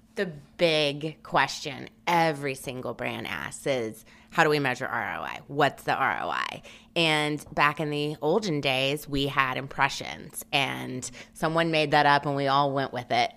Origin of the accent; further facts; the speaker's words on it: Memphis, Tennessee, United States; moved away as an adult; also born or lived in New Orleans; now in New York, United States; I'm originally from Memphis, Tennessee, went to school at Tulane in New Orleans, and then moved to New York the day after graduation